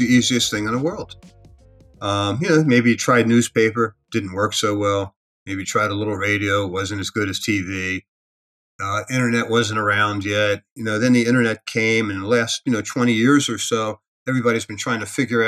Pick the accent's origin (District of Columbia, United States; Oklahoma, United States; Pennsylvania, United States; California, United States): Pennsylvania, United States; Philadelphia; moved away as an adult; now in Las Vegas, United States; I grew up in Philadelphia